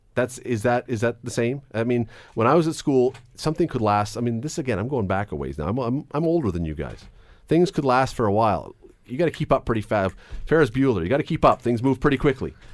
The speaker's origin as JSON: {"language": "English", "town": "Toronto", "region": "Ontario", "country": "Canada", "tie": "born or raised there", "said": "when I was a little tiny kid growing up in Toronto"}